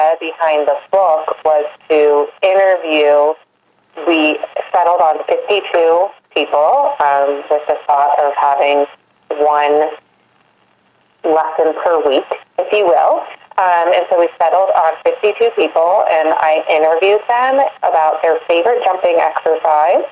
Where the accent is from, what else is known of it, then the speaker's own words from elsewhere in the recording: Maryland, United States; I am born and raised in Maryland, lucky to kind of be in the heart of horse country here